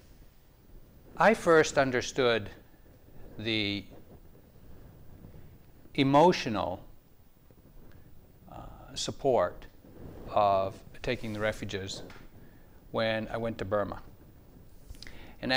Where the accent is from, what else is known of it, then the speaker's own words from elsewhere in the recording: New England, United States; I was born and raised in New England